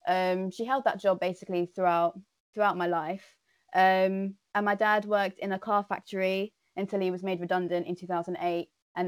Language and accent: English; London, United Kingdom; I grew up in North London in a small area called Edmonton, which is in the borough of Enfield. I grew up with a Mauritian mum and an English dad.